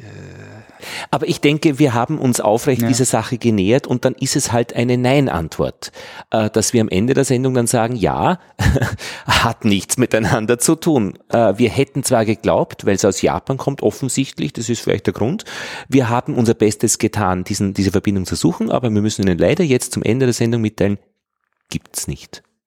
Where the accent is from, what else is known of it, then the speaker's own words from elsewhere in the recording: Austria; als Österreicher